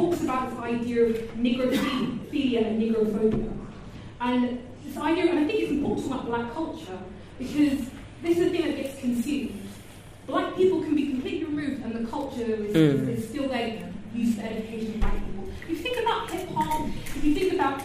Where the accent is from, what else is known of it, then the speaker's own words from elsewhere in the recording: London, United Kingdom; I'm from South London, I grew up, like, poor, I grew up a refugee.